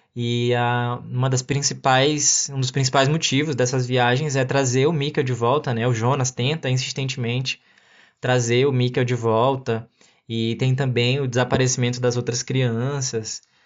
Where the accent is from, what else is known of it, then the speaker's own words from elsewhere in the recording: Brazil; somos nós brasileiros